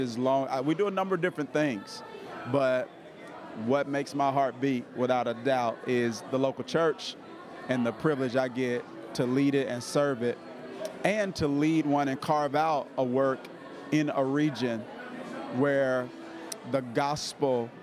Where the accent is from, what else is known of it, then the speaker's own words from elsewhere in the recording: Mississippi, United States; moved away as an adult; now in New Jersey, United States; I was born and raised in Mississippi